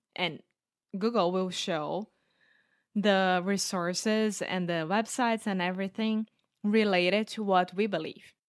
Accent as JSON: {"language": "English", "country": "Brazil", "tie": "born or raised there", "second_language": "English", "moved": "yes", "lives_now": "Porto, Portugal", "said": "I grew up in Brazil"}